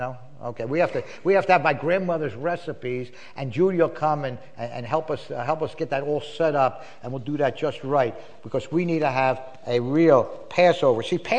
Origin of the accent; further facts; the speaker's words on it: Philadelphia, Pennsylvania, United States; When I was growing up in Philadelphia, I've been saved for 52 years, by the way. I know I don't look old enough. 52 and a half, actually. I got saved May 16, 1961.